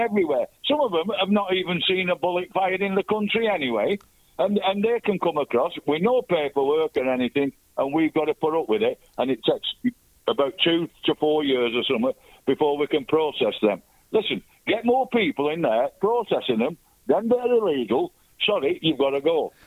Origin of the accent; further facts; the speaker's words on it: England, United Kingdom; I'm English born, British passport